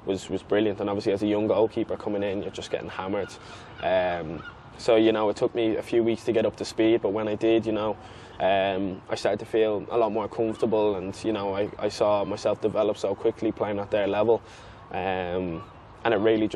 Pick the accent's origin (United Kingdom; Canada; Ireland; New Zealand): Ireland; moved away; being an Irish lad